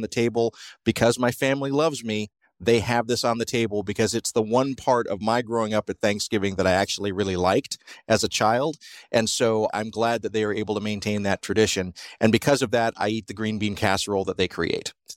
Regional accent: South Georgia, United States; I grew up in South Georgia

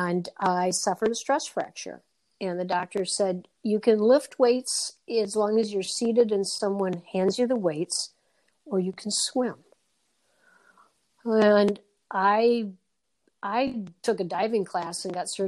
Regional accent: Red Granite, Wisconsin, United States; also born or lived in Madison, Wisconsin; now in Wilmington, United States; I was born in Madison. My parents moved to Red Granite, middle of the state, just west of Oshkosh, when I was 6 years old. So I marvel at myself many times, like, you know, I'm just a girl from Red Granite, Wisconsin.

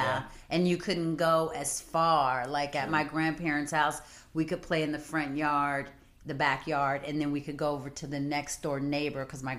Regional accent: right outside of Atlanta, Georgia, United States; moved away as an adult; now in Los Angeles, United States; From the time I was five until I migrated back to LA, I was raised in right outside of Atlanta. So by birth, I'm a native Californian, but by upbringing, I'm Southern through and through.

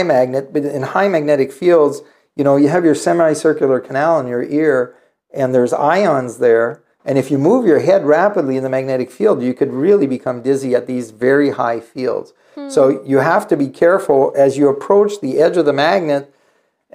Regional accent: Northern Ontario, Canada; moved away; I grew up in Northern Ontario

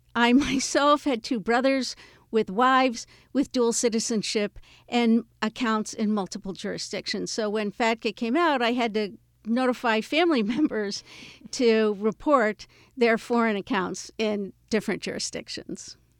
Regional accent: United States; I'm an American

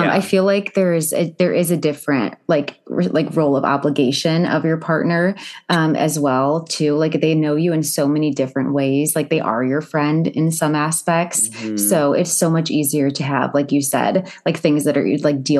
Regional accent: Cleveland, Ohio, United States; I'm from Cleveland

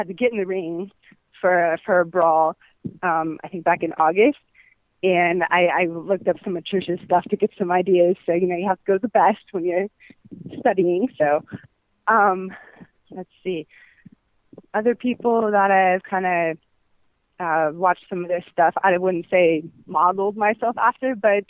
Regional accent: San Francisco, California, United States; moved away as an adult; also born or lived in Los Angeles; now in Miami, United States; I'm originally from San Francisco, and spent about 5 years in L.A.

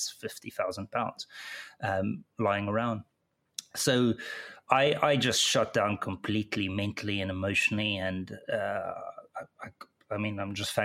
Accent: South Africa; moved away as an adult; my accent probably gave it away, but I was born in South Africa

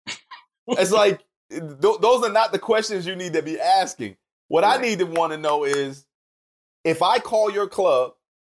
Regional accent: Camden, New Jersey, United States; now in Charlotte, United States; I'm from Camden, New Jersey, which most people will recognize as the murder capital of the world

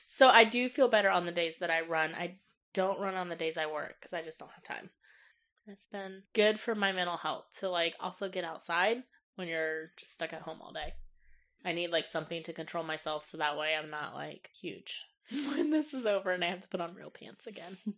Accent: Johnson County, Kansas, United States; also born or lived in North Carolina; I was raised in Johnson County from the age of twelve until now

